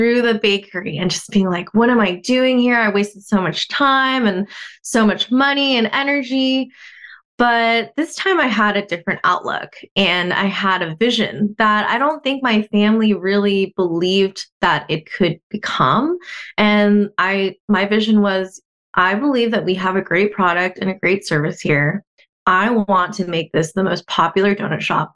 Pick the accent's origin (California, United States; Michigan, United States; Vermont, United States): California, United States; Southern; I was born here in Southern California, just another Southern California girl.